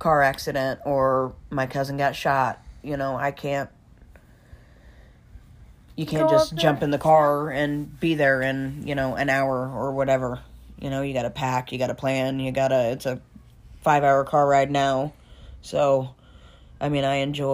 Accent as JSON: {"language": "English", "area": "Osage County", "region": "Missouri", "country": "United States", "tie": "born or raised there", "also_born_or_lived": "Des Moines, Iowa", "said": "Here, Osage County and Polk County, Iowa, Des Moines. I was here during the school year, and every other Christmas I was in Iowa"}